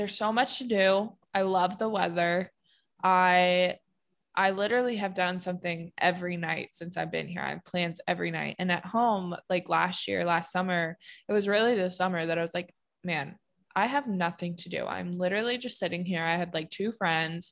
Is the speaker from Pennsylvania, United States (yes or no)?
yes; Pennsylvania, United States; moved away as an adult; I just have no connection to Pennsylvania and no draw to be there or live there